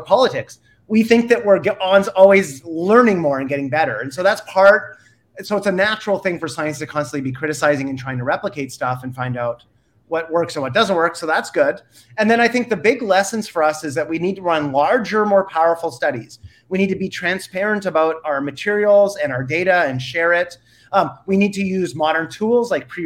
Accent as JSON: {"language": "English", "country": "Canada", "said": "I'm Canadian, so I'm not even American"}